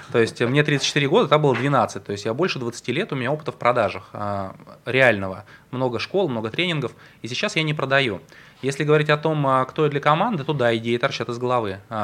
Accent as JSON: {"language": "Russian", "region": "Saint Petersburg", "country": "Russia", "tie": "born or raised there", "said": "я родился и вырос в Петербурге"}